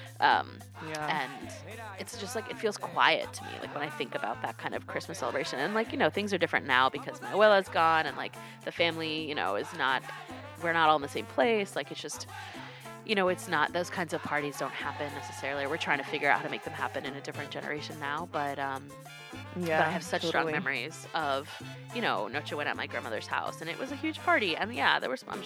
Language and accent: English; North Carolina, United States; I grew up in North Carolina.